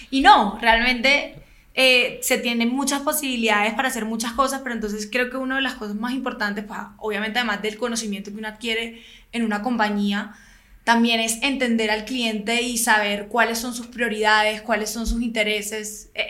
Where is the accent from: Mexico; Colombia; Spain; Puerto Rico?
Colombia; Barranquilla, Atlántico; evidentemente soy barranquillera